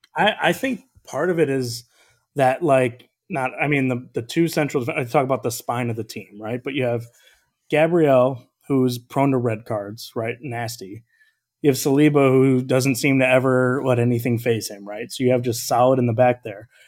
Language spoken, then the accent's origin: English; outside of Chicago, Illinois, United States; I grew up outside of Chicago